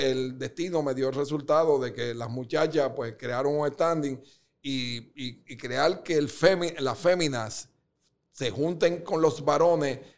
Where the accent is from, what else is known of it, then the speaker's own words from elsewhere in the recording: Dominican Republic; born there; yo lo tenía en el alma de que realmente, como yo nací en República Dominicana